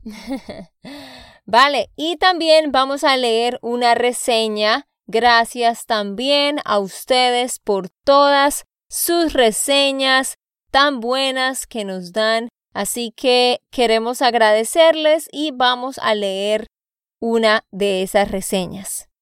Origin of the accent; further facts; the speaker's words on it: Santander, Colombia; de Santander, Colombia